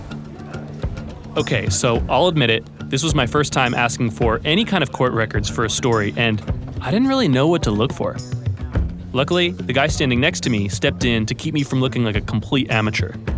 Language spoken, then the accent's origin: English; Ringwood, New Jersey, United States; Ringwood, New Jersey, my hometown